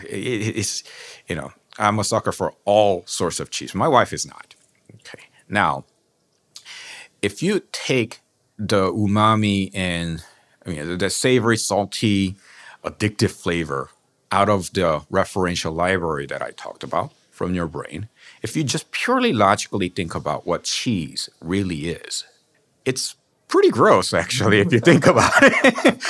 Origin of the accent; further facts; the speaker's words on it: South Korea; moved away; growing up in South Korea